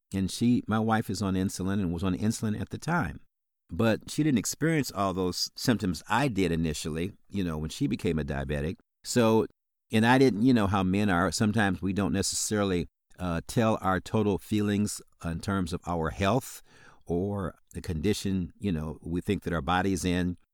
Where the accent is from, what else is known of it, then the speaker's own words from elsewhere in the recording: South Bend, Indiana, United States; now in Illinois, United States; I grew up in South Bend, Indiana